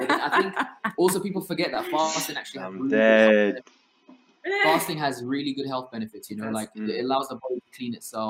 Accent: Somalia; Yeah, that's literally like me growing up in Somalia.

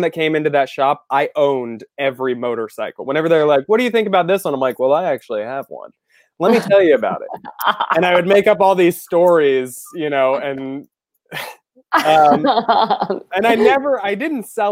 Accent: Florida, United States; also born or lived in Celebration, Florida; I'm from Florida, and when I was 11, we moved to a town called Celebration, and it's 4 minutes from Disney. So I grew up

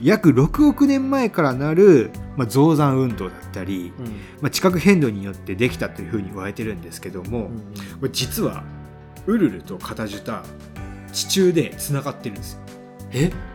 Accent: Hiroshima, Japan; 僕が広島県出身ということで

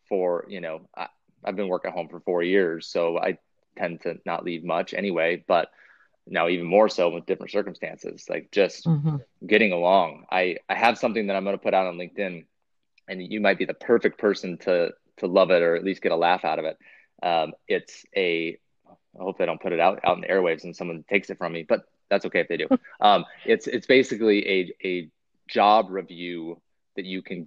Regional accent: Pacific Northwest, United States; now in Michigan, United States; I'm from the Pacific Northwest

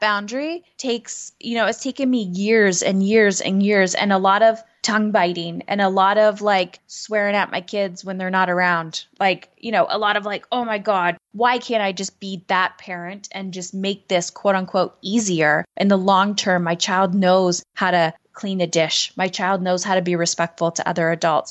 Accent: Canada; I'm Canadian

